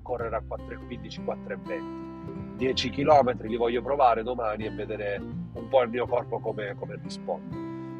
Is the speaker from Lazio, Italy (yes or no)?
no; Paternò, Sicily, Italy; quella di Paternò del mio paese